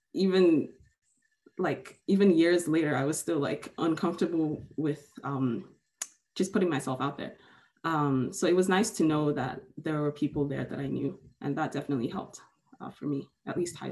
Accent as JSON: {"language": "English", "country": "Nigeria", "tie": "born or raised there", "moved": "yes", "lives_now": "Canada", "said": "I was born in Nigeria and I lived there for a lot of almost 7 years. Then I moved, and then I moved back to Nigeria, and now I moved to Canada. So I am Nigerian"}